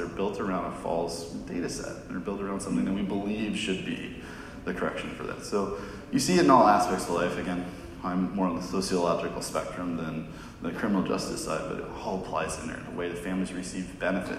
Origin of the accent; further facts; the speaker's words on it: Southern California, United States; now in Massachusetts, United States; I'm actually from Southern California, but I live in Mass